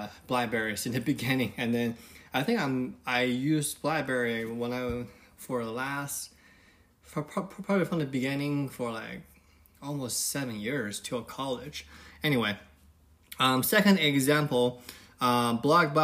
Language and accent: English; China; now in United States; When I was little, when I was growing up in China